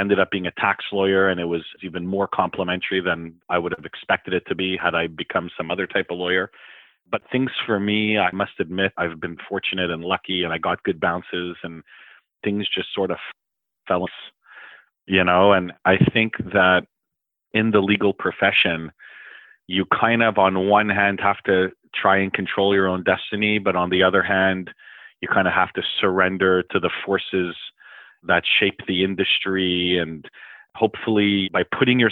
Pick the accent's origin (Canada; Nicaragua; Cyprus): Canada; Montreal, Quebec; I grew up in the West Island